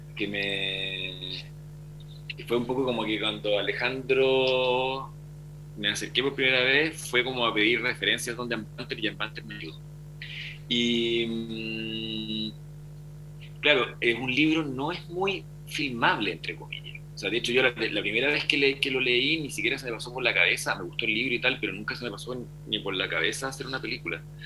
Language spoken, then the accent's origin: Spanish; Valdivia, Los Ríos, Chile; Valdivia, que es mi ciudad natal